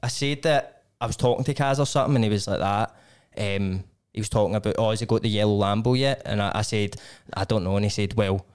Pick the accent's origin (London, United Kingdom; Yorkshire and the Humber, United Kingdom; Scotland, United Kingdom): Scotland, United Kingdom; Glasgow; just as a young boy growing up in Glasgow